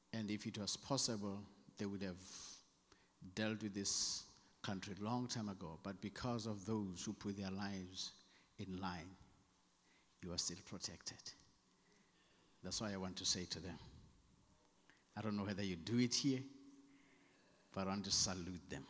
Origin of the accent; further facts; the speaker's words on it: South Africa; accent: South African; my South African accent